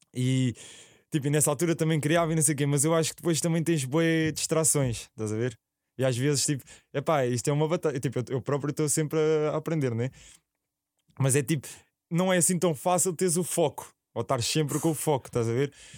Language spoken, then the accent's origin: Portuguese; Alhandra, Lisbon, Portugal; Eu sou de Alhandra, ao lado da Alverca